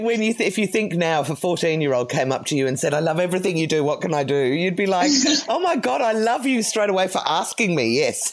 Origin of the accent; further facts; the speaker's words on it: England, United Kingdom; also born or lived in Cyprus; now in Australia; the reason we ended up moving to Australia, because I grew up in England as well.